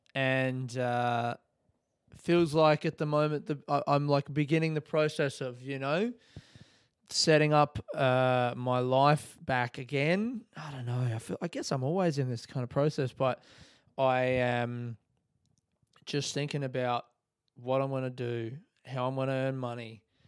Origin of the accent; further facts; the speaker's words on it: Adelaide, South Australia, Australia; moved away as an adult; now in Melbourne, Australia; born and raised in Adelaide, calling Melbourne home since twenty twelve.